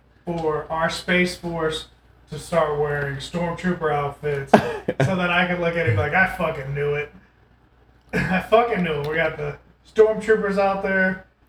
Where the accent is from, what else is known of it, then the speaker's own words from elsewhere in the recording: Tomball, Texas, United States; We're all from Spring Tomball area, so we've hit a lot of these places growing up.